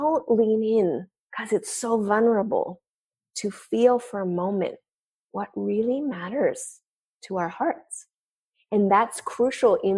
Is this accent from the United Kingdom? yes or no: no; Canada; I'm French Canadian, so we're pretty vivacious